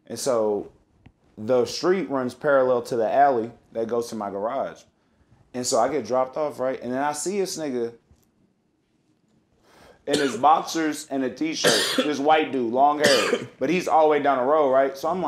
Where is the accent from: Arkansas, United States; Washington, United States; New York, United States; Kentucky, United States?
Kentucky, United States; But I'm from Algonquin, too, though.